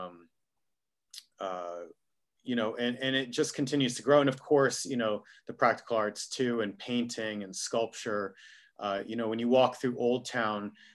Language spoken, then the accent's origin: English; Key West, Florida, United States; moved away as an adult; also born or lived in Northeast United States; now in Miami, United States; I'd grown up in Key West